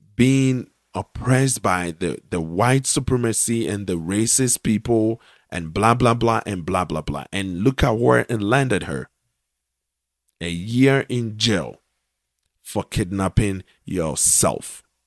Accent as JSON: {"language": "English", "country": "Ghana", "said": "I am a Ghanaian"}